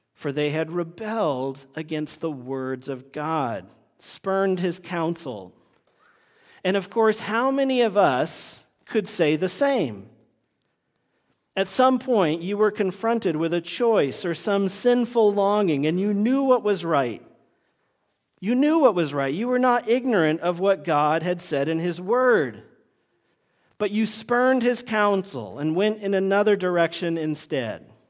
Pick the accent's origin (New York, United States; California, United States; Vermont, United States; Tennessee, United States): Vermont, United States; moved away; when I was growing up in Vermont